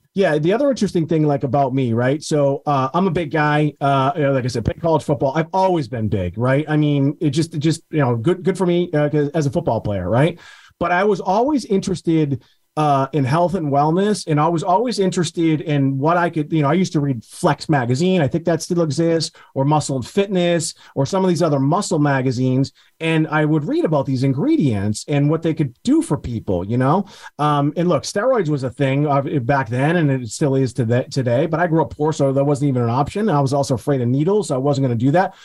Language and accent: English; Beverly, Massachusetts, United States; my hometown of Beverly, Massachusetts